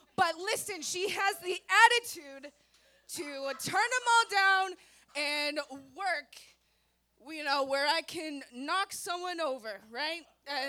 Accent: Ireland; Because down south, we are young. We are Irish.

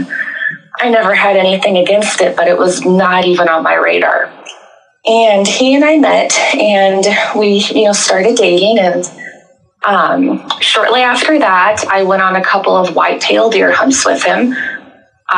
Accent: Southern Illinois, United States; moved away as an adult; now in Tioga, United States; I've lived in North Dakota almost 6 years, but I grew up in Southern Illinois

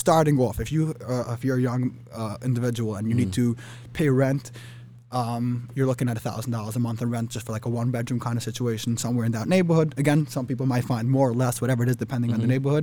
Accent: New York City, New York, United States; first language Yiddish; English is a second language; now in Arizona, United States; I was born and raised in Borough Park

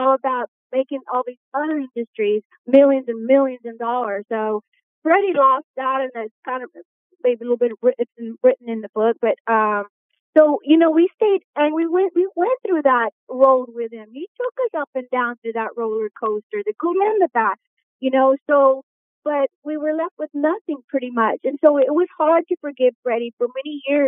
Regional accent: New Orleans, Louisiana, United States; that's how I was raised in New Orleans

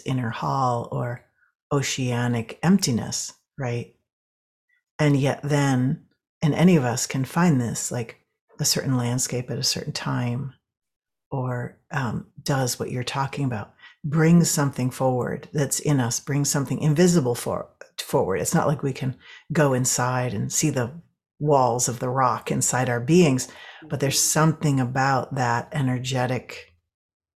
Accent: New England, United States; now in New Mexico, United States; And I grew up in New England, where you just see a strip of sky up above, you know.

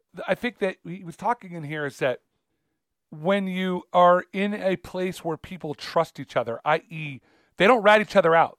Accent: United States

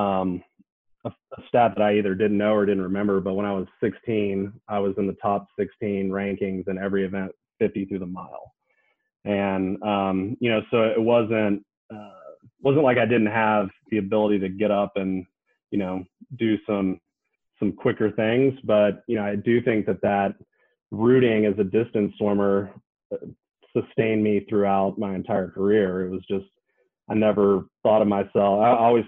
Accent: Knoxville, Tennessee, United States; I grew up in Knoxville, Tennessee, swam for Pilot Aquatic Club

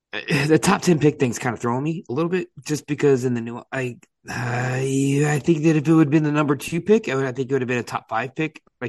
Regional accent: Springfield, Illinois, United States; So Iguodala is from my hometown, from here, from Springfield, Illinois. Nice. And so, I live not even a mile and a half from Andre Iguodala Way, or Drive, or whatever it is called.

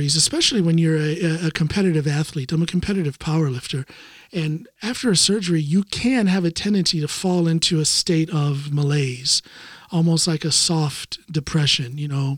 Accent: United States; now in Norway; as an American living here in Norway

